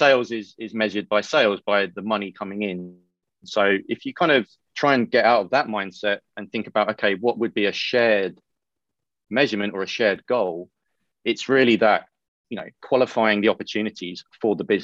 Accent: United Kingdom; I'm British

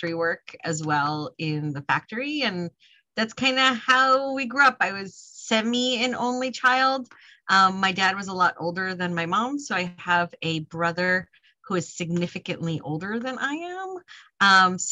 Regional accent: Northern New Jersey, United States; I grew up in Northern Jersey

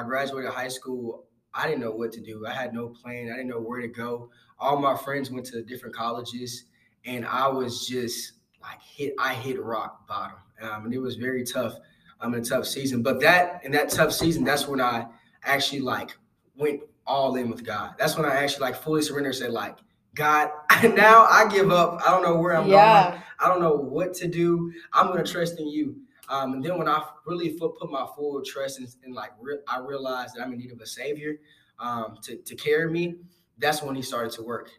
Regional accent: Houston, Texas, United States; I'm from Houston, Texas

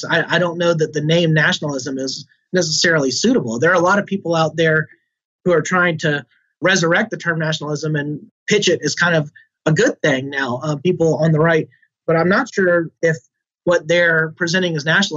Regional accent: Alabama, United States; I'm certainly proud of being from Alabama and being a Southerner

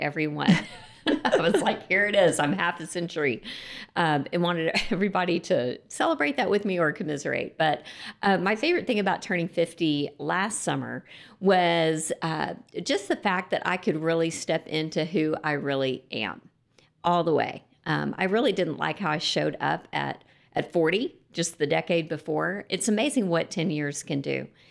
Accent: Lubbock, Texas, United States; I grew up in Lubbock, Texas, and, um, I did grow up in a Christian home

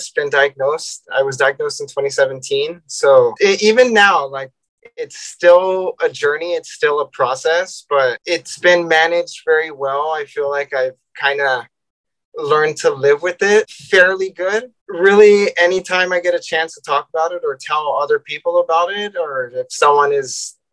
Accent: San Diego, California, United States; I'm from San Diego, California

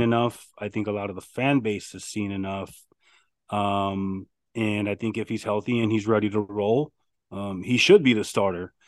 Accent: Arizona, United States; I'm from Arizona

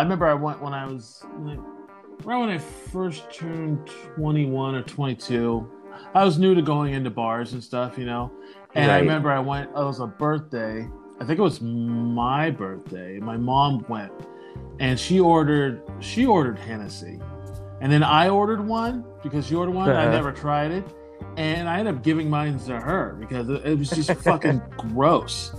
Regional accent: the Northwest, Pacific Northwest, United States; Growing up in the Northwest, I pretty much, you know, I grew up around nothing but white people

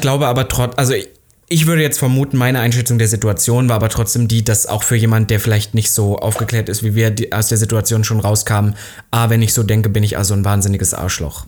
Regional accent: Halle, Saxony-Anhalt, Germany; moved away; in meiner Heimatstadt noch in Halle

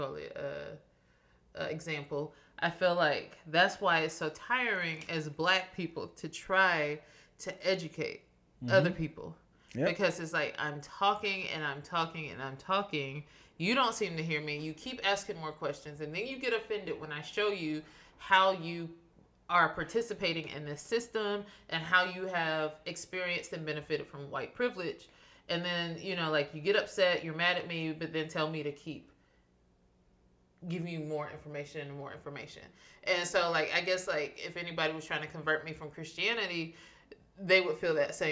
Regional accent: Shelby, North Carolina, United States; Shelby, North Carolina, my hometown

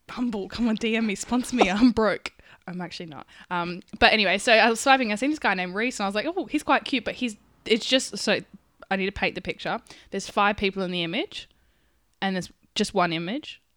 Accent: Perth, Western Australia, Australia; I'm from Perth

